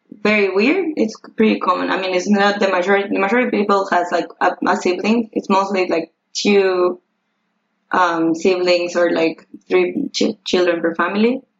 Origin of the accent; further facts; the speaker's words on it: Uruguay; I'm from Uruguay.